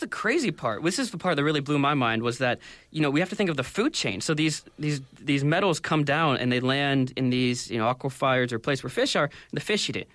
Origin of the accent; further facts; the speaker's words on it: United States; moved away as an adult; now in Korea; I come from the United States